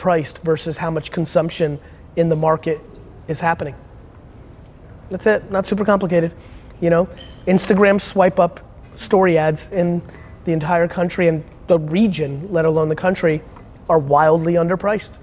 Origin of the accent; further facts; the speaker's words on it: United States; being American